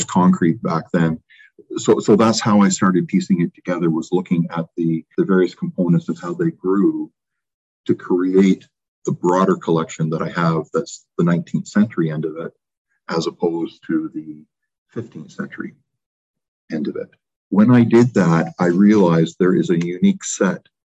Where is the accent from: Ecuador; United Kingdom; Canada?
Canada; When you're Canadian, you tend to look outside all the time.